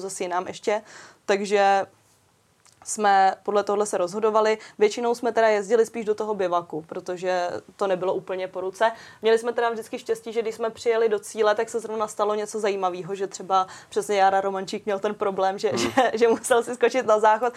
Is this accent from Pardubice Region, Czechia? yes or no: yes; Pardubice Region, Czechia; jsem z Pardubic